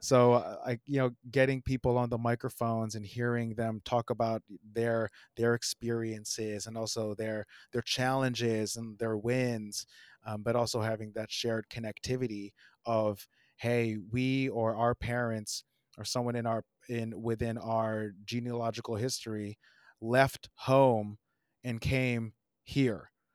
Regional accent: South Orange, New Jersey, United States; moved away as an adult; now in Brooklyn, United States; I grew up in New Jersey, uh, in South Orange

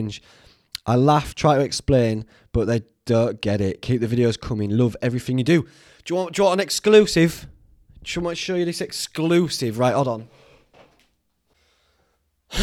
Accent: Whitby, Yorkshire and the Humber, United Kingdom; Whitby, it's my hometown where I grew up

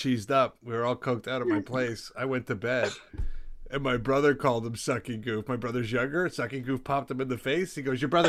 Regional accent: Toronto, Ontario, Canada; now in New York, United States; I'm in New York. I grew up in Toronto.

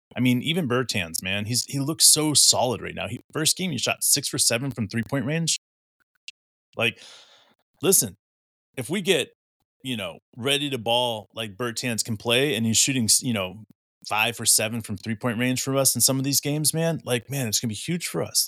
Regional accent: Oklahoma, United States; both Mark and I were raised in Oklahoma

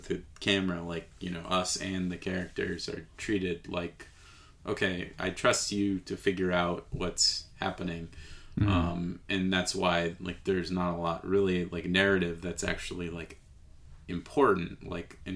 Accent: United States; as an American viewer

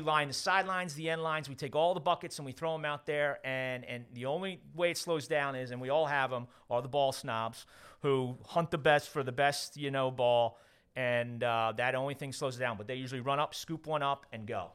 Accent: Westchester, New York, United States; moved away as an adult; also born or lived in Wayne, Pennsylvania; I grew up in Westchester

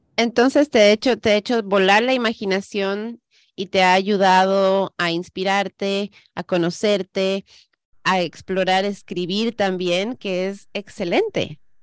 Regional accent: Ecuador; now in United States; Yo soy la que emigró, yo nací en Ecuador, yo vine a este país

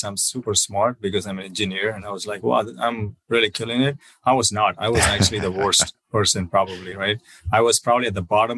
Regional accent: South India, India; moved away as an adult; also born or lived in Southern California; now in United States; I'm originally from South India. I came here in 2008, did my master's in mechanical engineering.

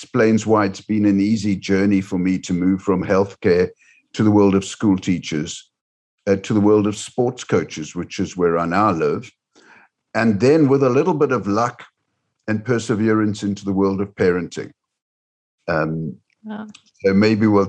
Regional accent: Cape Town, Western Cape, South Africa; moved away; also born or lived in United Kingdom / Sydney, Australia; I grew up in Cape Town, South Africa, and then came over to the United Kingdom. I've lived in Australia.

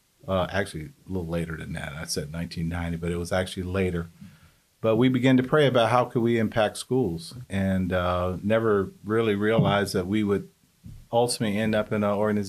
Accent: Birmingham, Alabama, United States; now in Decatur, United States; I grew up in Birmingham most of my life and ended up in Decatur probably back in 1987.

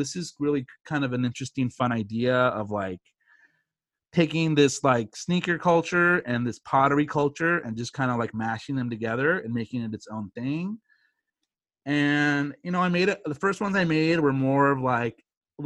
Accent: California, United States; I was born and bred in California, but my dad's from Chicago.

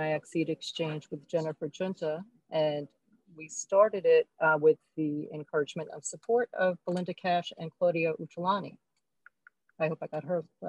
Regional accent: New York City, New York, United States; I grew up in Brooklyn

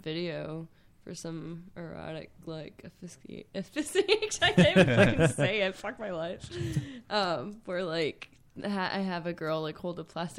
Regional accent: Rhode Island, United States; I'm from Rhode Island, born and raised

